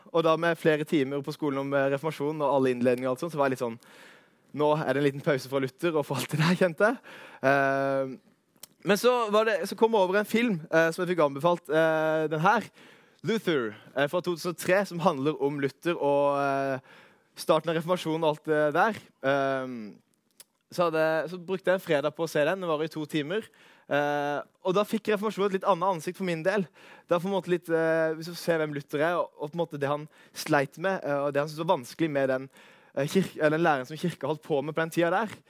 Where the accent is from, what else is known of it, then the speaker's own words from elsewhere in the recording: Arendal, Agder, Norway; moved away as an adult; also born or lived in Vegårshei / Søm, Kristiansand; now in Kristiansand, Norway; Kommer ifra Arendal slash Vegårshei